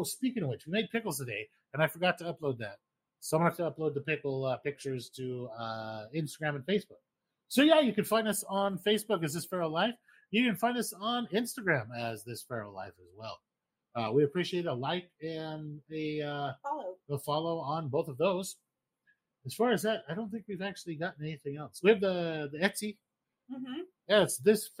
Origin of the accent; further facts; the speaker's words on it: Idaho, United States; moved away; Growing up in Idaho